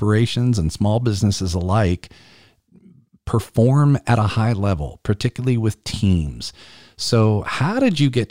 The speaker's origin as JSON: {"language": "English", "region": "South Carolina", "country": "United States", "tie": "born or raised there", "said": "South Carolina is my home state"}